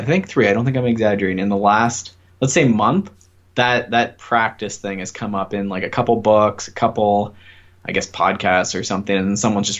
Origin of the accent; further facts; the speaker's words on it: Ontario, Canada; I'm a kinesiologist from Ontario, Canada